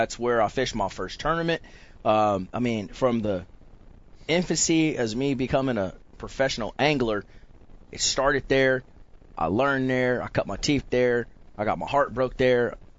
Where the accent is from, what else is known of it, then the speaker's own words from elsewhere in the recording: Richmond, California, United States; I grew up in Richmond in the Bay Area